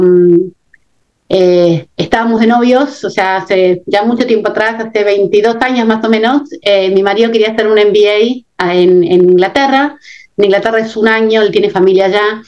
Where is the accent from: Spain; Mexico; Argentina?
Argentina; moved away as an adult; also born or lived in England; mi país de origen, en mi caso con Argentina